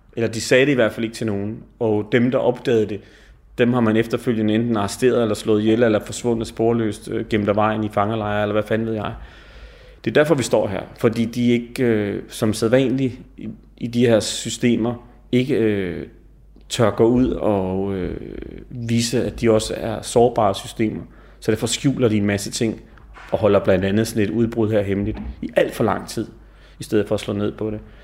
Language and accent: Danish; Denmark; jeg sad dernede som dansker